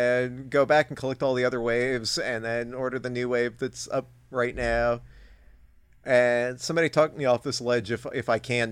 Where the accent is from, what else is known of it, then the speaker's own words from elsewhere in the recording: California, United States; I grew up in California